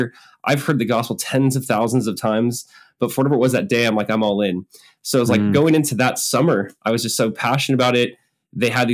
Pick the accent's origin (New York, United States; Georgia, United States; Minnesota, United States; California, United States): California, United States; Southern; I grew up in Southern California